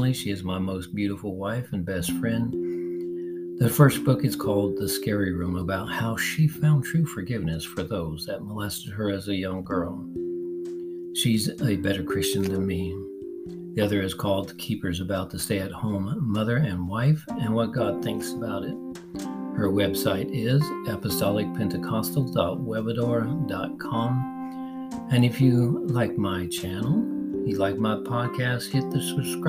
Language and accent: English; Los Angeles, California, United States; I was born and raised in Los Angeles East Side